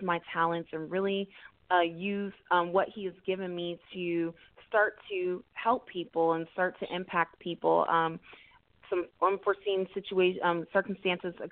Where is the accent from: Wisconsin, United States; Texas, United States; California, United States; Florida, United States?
Texas, United States; Houston; born and raised in the greater Houston area, from a first-generation Nigerian-American family. I am originally from the Alief area.